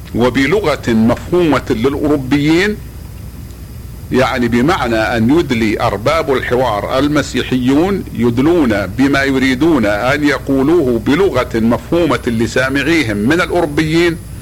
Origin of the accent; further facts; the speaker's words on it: Saudi Arabia; في بلادنا المملكة العربية السعودية